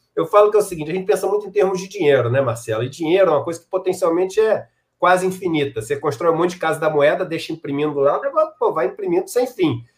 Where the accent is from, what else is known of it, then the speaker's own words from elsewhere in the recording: Rio de Janeiro, Brazil; also born or lived in San Diego, California; um cara que nasci no Rio de Janeiro, pele branca, entendeu? Pude estudar nesses colégios